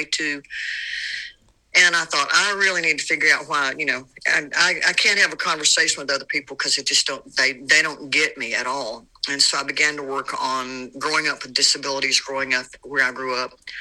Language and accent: English; the South, United States; growing up in the South